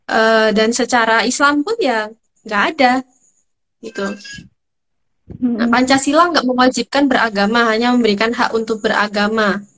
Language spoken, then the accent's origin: Indonesian; Sumatra, Indonesia; born there; itu karena saya kelahiran Sumatera ya guys ya sorry